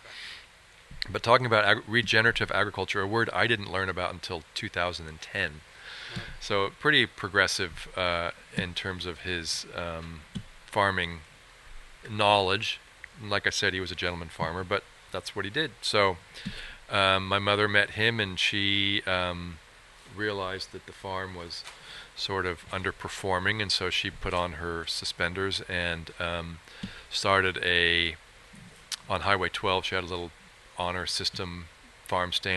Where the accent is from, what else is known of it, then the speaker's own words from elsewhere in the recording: San Francisco, California, United States; also born or lived in Sonoma Valley, California; we were raised in San Francisco